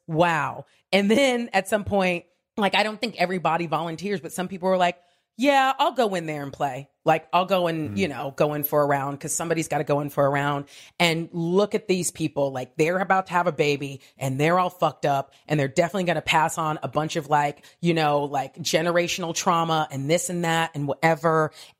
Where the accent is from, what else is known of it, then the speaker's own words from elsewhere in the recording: Diamond Bar, California, United States; I grew up in a city called Diamond Bar, California, which is right next to Pomona.